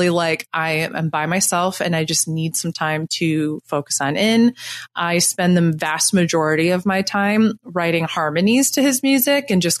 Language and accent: English; Syracuse, New York, United States; moved away as an adult; now in Brooklyn, United States; I grew up, I was born in Syracuse, New York, and I lived in the Syracuse area and then about 2 hours north of Syracuse for most of my life